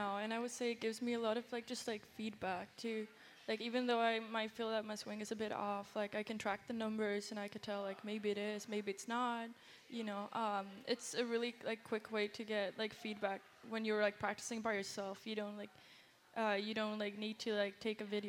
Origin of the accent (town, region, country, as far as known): Sweden; moved away as an adult; now in United States